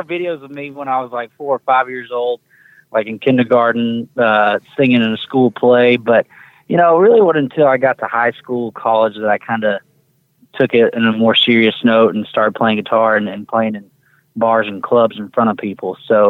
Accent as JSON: {"language": "English", "town": "Lufkin", "region": "Texas", "country": "United States", "tie": "born or raised there", "said": "I'm from Lufkin, Texas. That's where I grew up, so I'm a Texas boy."}